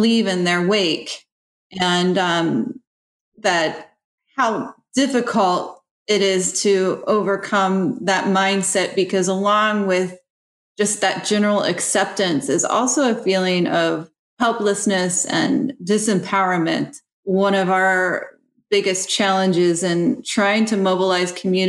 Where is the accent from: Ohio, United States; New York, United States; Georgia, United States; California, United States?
Ohio, United States; now in West Virginia, United States; My background was I grew up in Ohio